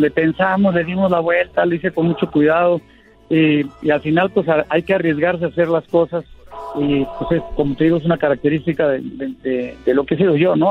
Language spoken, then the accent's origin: Spanish; Mexico; yo como mexicano, pues la música mexicana la tengo pues, en, en las venas